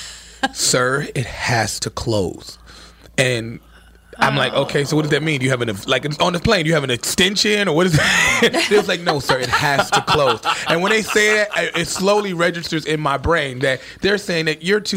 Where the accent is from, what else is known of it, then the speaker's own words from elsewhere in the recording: Chicago, Illinois, United States; now in New York, United States; I'm from Chicago